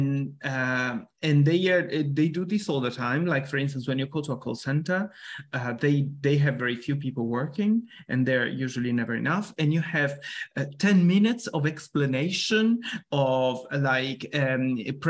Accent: Sardinia, Italy; moved away; when I grew up in Italy, I grew up in Sardinia

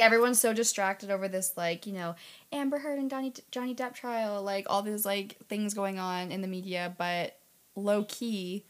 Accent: Canada

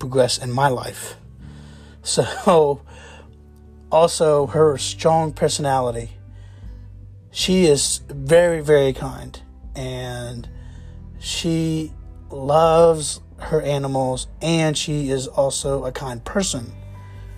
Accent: Jacksonville, Florida, United States; I grew up in Jacksonville, Florida

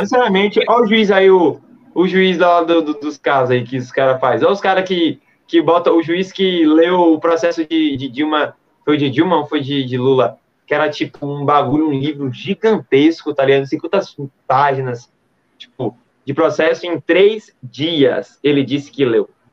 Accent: Brazil; nós somos do Brasil

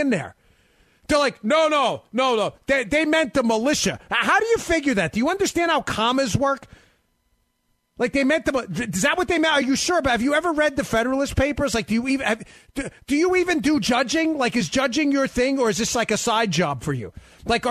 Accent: New York, United States; My wife, we grew up in New York

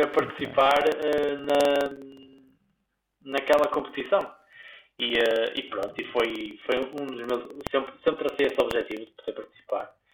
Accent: Guimarães, Braga, Portugal; now in Porto, Portugal; na minha cidade natal, em Guimarães.

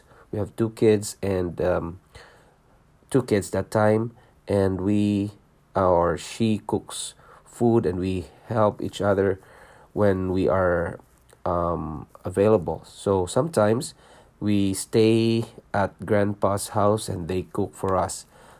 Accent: Philippines; moved away as an adult; also born or lived in Singapore; now in Canada; I was born in Philippines. I'm a Filipino and I worked in Singapore for 5 years, leaving my family behind in Philippines. And then we decided to immigrate to Canada and became a Canadian citizen.

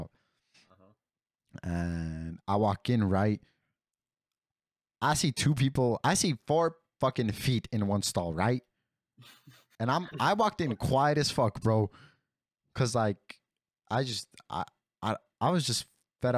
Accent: California, United States; also born or lived in Mexico; I'm from California

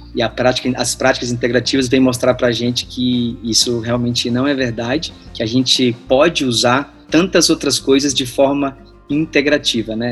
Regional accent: Natal, Rio Grande do Norte, Brazil; moved away as an adult; now in São Paulo, Brazil; Eu sou de Natal, né? Eu me formei lá e moro aqui em São Paulo há 12 anos.

